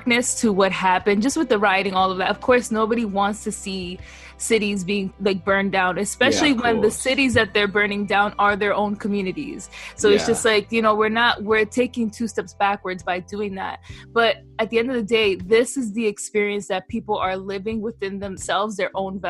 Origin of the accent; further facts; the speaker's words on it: United States; as an American